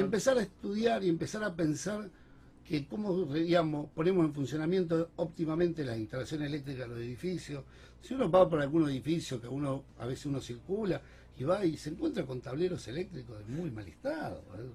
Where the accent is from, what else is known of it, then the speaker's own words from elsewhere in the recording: Rosario, Santa Fe, Argentina; como rosarino